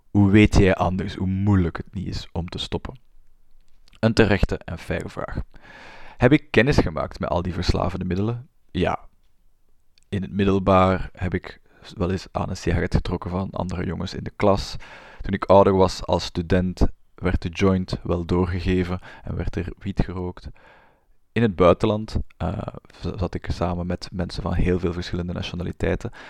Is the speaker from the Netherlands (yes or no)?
no; Flanders, Belgium; Ik ben een Vlaamse. Dat had je al kunnen horen aan mijn tongval waarschijnlijk. Ik ben een Vlaamse klinisch psycholoog